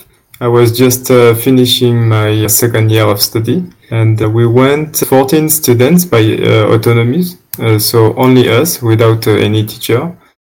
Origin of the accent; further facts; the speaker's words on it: around Marseille, Provence-Alpes-Côte d'Azur, France; English is a second language; moved away as an adult; also born or lived in Madagascar; now in Romania; I grew up around Marseille on the coast, nearby the sea, like literally 50 meters away from the seashore.